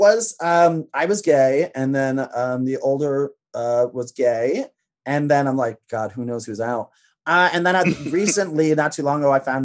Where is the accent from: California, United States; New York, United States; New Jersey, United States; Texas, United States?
New York, United States; upstate; also born or lived in Pennsylvania; I was born out in Pennsylvania, but I grew like upstate really early, upstate New York. I grew up on a horse farm there